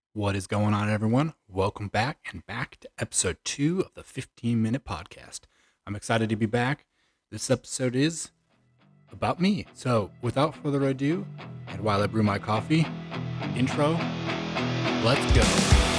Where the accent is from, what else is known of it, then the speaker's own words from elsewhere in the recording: Chicago, Illinois, United States; moved away as an adult; I'm originally from the Chicagoland area. I was born and raised there un, until about early two thousand nineteen